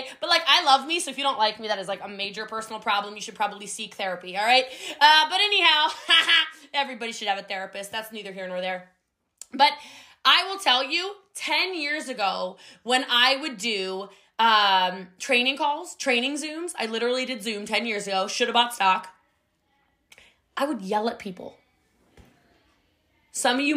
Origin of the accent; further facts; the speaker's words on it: United States; I'm from a very mountainous area of the country.